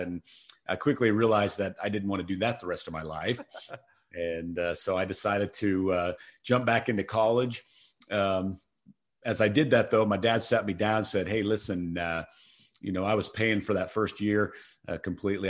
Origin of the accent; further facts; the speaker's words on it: Colorado, United States; moved away as an adult; also born or lived in Phoenix; I'm from Colorado